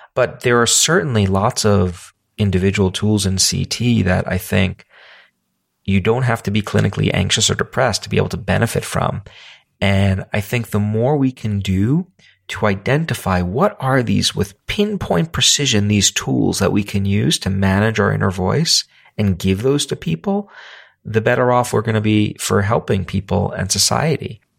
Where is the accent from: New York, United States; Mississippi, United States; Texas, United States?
New York, United States; New York City; I come from New York City